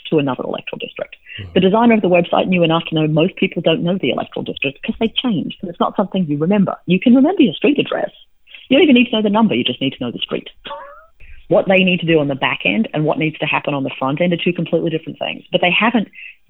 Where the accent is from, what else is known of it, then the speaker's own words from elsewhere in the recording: Australia; now in United States; I'm an Australian citizen